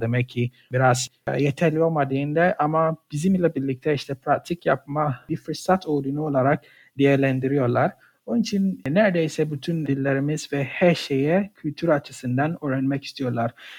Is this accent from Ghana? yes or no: yes; Ghana; Turkish is a second language; moved away as an adult; also born or lived in Poland; now in Gaziantep, Turkey; Ganalıyım. Gana'da yaşadım, okudum. 2016 yılında işte Türkiye'ye geldim.